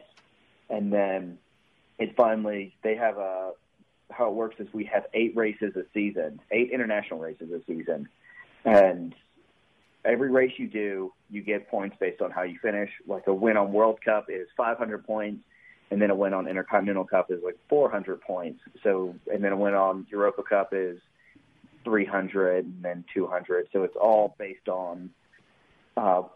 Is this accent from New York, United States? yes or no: no; Mississippi, United States; being from Mississippi